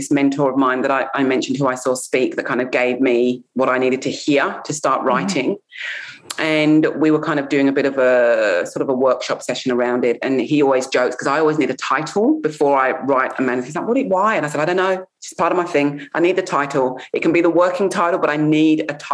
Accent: England, United Kingdom; I'm English. I grew up in England.

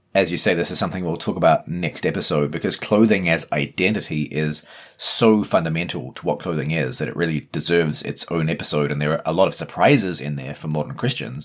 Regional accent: New Zealand; accent: Kiwi; As a Kiwi

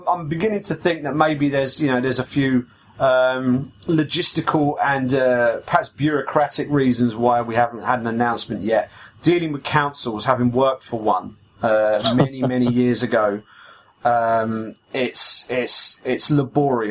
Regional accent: United Kingdom; as a British podcast and as two British journalists

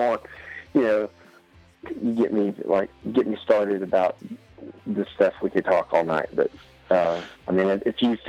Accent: East Tennessee, United States; I'm a hick from East Tennessee

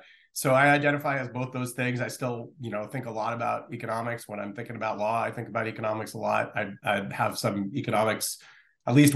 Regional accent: Stamford, Connecticut, United States; I grew up in Stamford, Connecticut

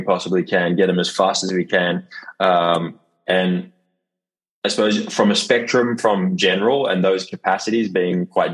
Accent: Sydney, New South Wales, Australia; moved away as an adult; now in Rotterdam, Netherlands; I'm initially from Sydney, Australia. That's where I call home.

